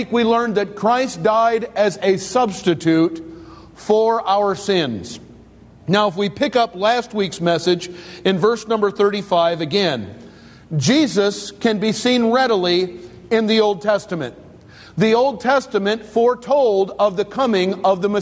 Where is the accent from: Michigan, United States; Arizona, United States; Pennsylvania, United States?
Michigan, United States; East Detroit; I was a young man who grew up on Dale Street